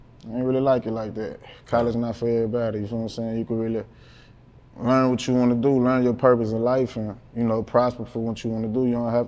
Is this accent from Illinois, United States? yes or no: no; Baton Rouge, Louisiana, United States; North Baton Rouge. I'm from Banks.